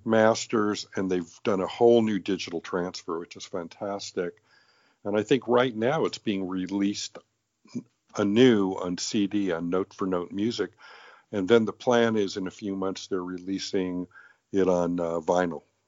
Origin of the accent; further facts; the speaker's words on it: Los Angeles, California, United States; also born or lived in England; I grew up in Los Angeles.